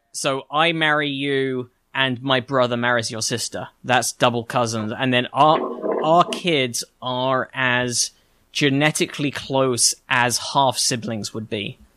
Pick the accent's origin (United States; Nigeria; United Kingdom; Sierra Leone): United Kingdom; England; moved away; I'm already English.